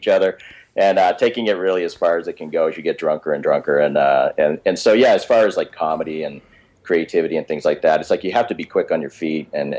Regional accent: Swampscott, Massachusetts, United States; moved away; also born or lived in Salem, Massachusetts; Swampscott, Massachusetts is my hometown.

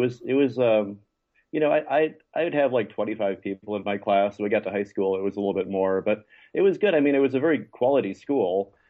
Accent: St. Louis, Missouri, United States; moved away; also born or lived in Chattanooga, Tennessee / Los Angeles; I was born in Chattanooga, Tennessee, but I didn't live there very long until I think by the time I was one, we'd moved, and I ended up mostly growing up in St. Louis

